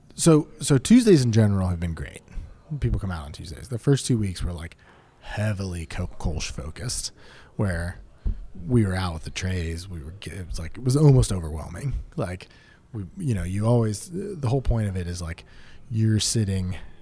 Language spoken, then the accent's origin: English; Pittsburgh, Pennsylvania, United States; we're from Pittsburgh